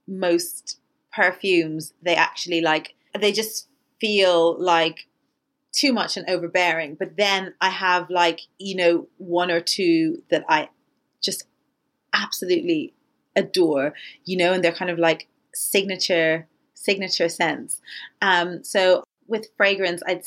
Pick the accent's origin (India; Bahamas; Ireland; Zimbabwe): Ireland; when I was growing up in Ireland